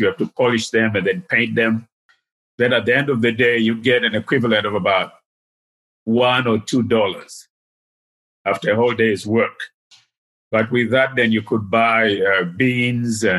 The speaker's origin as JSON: {"language": "English", "region": "Dar es Salaam", "country": "Tanzania", "tie": "born or raised there", "also_born_or_lived": "Ujiji, Tanzania / United States", "moved": "as an adult", "said": "Most of my upbringing was in Dar es Salaam. I was born in Ujiji, which is by Lake Tanganyika. But we moved to Dar es Salaam in the early 50s when I was 5, 6"}